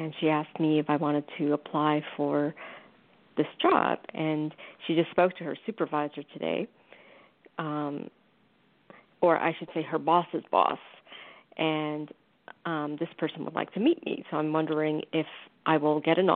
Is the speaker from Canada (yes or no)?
no; Taipei, Taiwan; moved away; I was born in Taipei, Taiwan